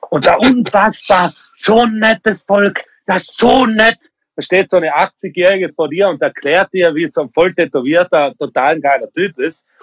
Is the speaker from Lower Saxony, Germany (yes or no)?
no; Bavaria, Germany; born there; Also geboren bin ich in Bayern.